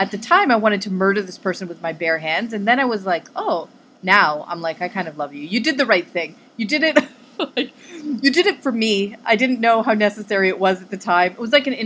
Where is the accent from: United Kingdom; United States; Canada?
Canada; I'm from Canada